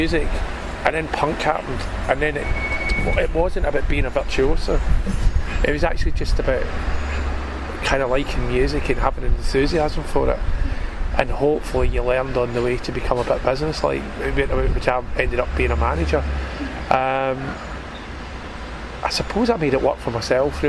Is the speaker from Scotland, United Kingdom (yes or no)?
yes; Glasgow, Scotland, United Kingdom; growing up in Glasgow